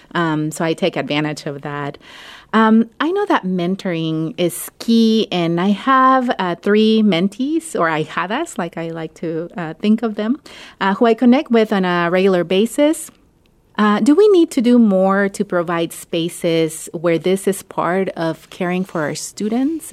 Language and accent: English; Mexico; now in Ohio, United States; I grew up in Mexico, but, um, my family is Salvadoran